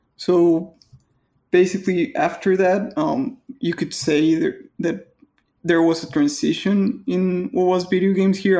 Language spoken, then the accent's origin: English; Mexico; English is a second language